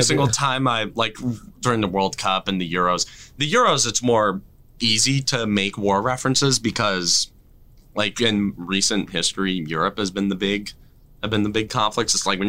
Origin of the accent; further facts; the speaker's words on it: United States; even though I'm American and like, you know, we're the only country that calls it soccer